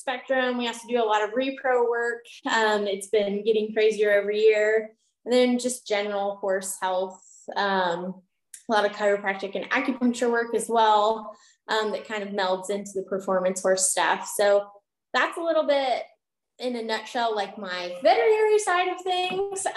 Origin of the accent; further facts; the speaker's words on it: Carthage, Missouri, United States; also born or lived in Kansas City, Missouri; I decided to move back to my hometown of Carthage and open my own practice down here